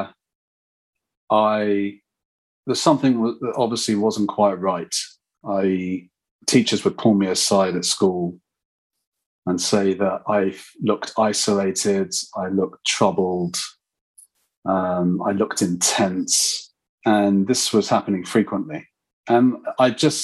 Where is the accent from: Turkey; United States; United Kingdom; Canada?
United Kingdom; London; I'm a Londoner, as you gathered probably, and I grew up in London